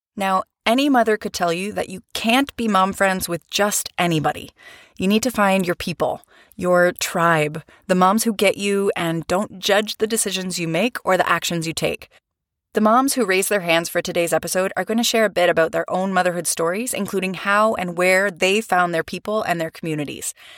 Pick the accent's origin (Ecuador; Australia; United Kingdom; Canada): Canada; moved away as an adult; also born or lived in Vancouver, Canada; now in Europe; I'm a Canadian educator, writer